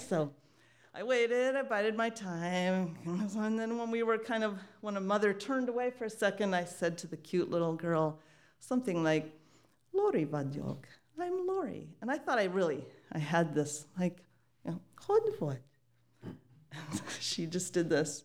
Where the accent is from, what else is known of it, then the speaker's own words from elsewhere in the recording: United States; being a Hungarian American, which is what I clearly was, or mostly being an American